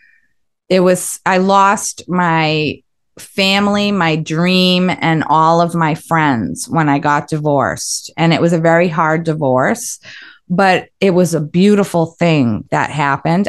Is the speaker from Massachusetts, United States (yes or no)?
yes; Westwood, Massachusetts, United States; I grew up in Westwood, Mass.